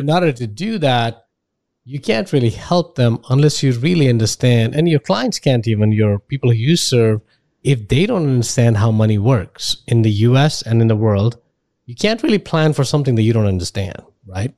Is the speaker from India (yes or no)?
yes; India; moved away as an adult; now in United States; I grew up in India, and then spent about 22 years there